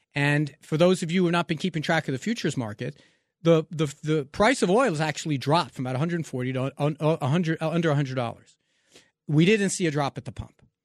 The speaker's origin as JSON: {"language": "English", "region": "New York", "country": "United States", "tie": "born or raised there", "said": "growing up in New York"}